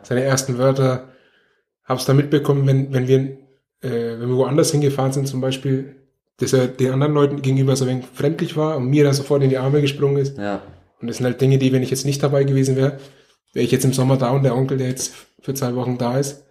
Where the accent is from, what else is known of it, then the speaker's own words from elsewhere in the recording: Nuremberg, Bavaria, Germany; ich bin in Nürnberg geboren und aufgewachsen